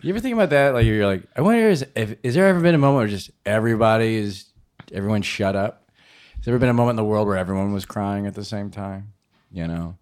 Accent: St. Louis, Missouri, United States; also born or lived in Chicago, Illinois; now in New York, United States; Born and raised in Saint Louis, comedically born in Chicago, Illinois

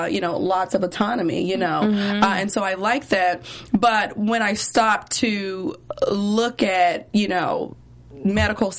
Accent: Memphis, Tennessee, United States; also born or lived in Nashville; I'm from Memphis, Tennessee

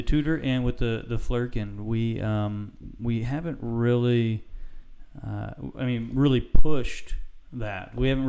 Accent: United States; from United States.

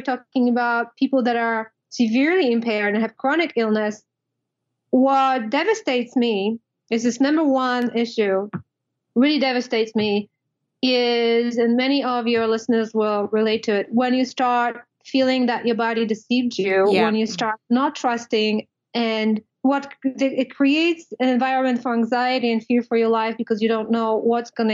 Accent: Poland; moved away as an adult; now in United States; I was born and raised in Poland, and I moved to the States.

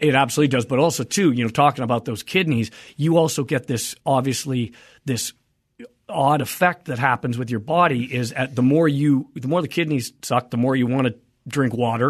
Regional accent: Canada; now in United States; I am a Canadian, I'm a dual

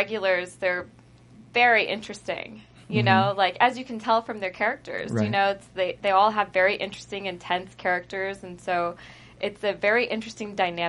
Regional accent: Texas, United States; like my character, the Southern hospitality growing up in Texas, I feel like that's a real thing

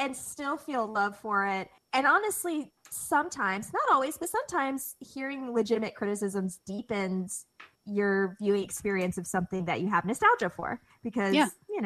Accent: England, United Kingdom; an English child who was very close to my parents.

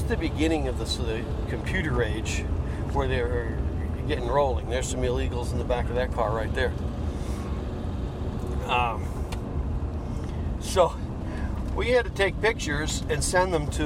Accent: Cape Cod, Massachusetts, United States; moved away as an adult; I grew up on Cape Cod.

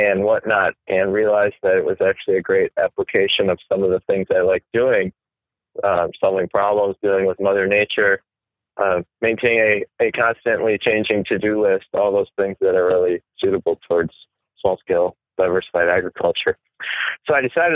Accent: Wisconsin, United States; moved away as an adult; now in New York, United States; I grew up in the Midwest in Wisconsin

